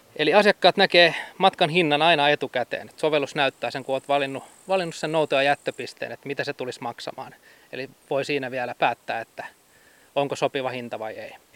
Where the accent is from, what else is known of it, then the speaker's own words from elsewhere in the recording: Hamina, Kymenlaakso, Finland; moved away; mä oon itse Haminasta kotoisin